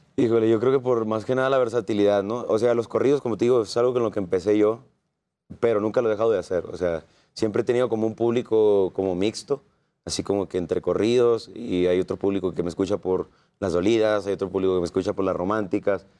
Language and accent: Spanish; Sonora, Mexico; mi tierra, Sonora